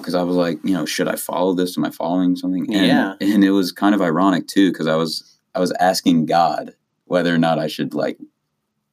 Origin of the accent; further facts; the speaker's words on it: Columbus, Ohio, United States; I was born in Columbus, Ohio